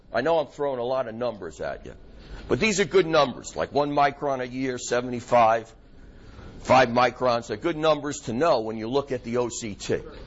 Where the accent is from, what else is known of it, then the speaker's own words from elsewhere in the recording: New York, United States; accent: New York; My New York accent's coming out